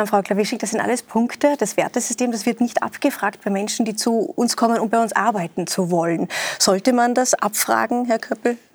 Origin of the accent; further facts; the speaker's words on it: Austria; Bei uns in Österreich